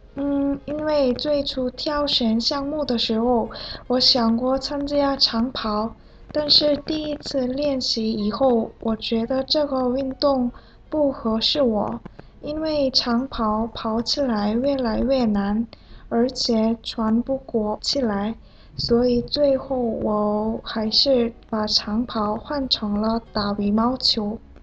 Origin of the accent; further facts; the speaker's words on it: South Korea; Chinese is a second language; moved away; 来自韩国的